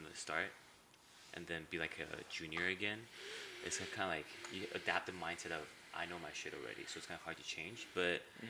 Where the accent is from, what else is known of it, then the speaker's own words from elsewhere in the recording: Taiwan; English is a second language; also born or lived in Vancouver, Canada; So I was born in Taiwan. {S0} Mm-hmm. {S1} I was raised in Vancouver till I was grade 3. And then moved back to Taiwan. And then for 13 years.